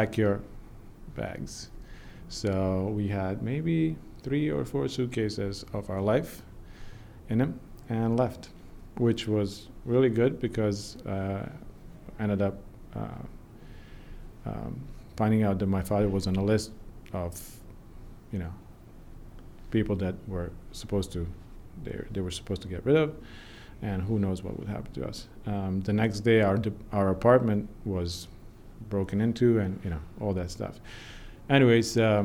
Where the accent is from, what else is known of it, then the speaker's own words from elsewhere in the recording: Banja Luka, Republika Srpska, Bosnia & Herzegovina; now in Vermont, United States; I was born and raised in Banja Luka, Bosnia, which is a northwest part of our country.